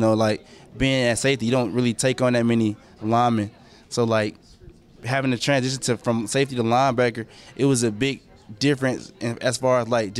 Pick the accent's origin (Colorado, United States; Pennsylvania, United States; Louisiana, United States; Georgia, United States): Georgia, United States; Atlanta; moved away as an adult; also born or lived in Decatur, Georgia / Lovejoy, Georgia; now in Buffalo, United States; Well, I grew up in Atlanta, Georgia. I mean, I went to Lovejoy my senior year, so, like, I'm not really from Lovejoy. I'm from more so Decatur.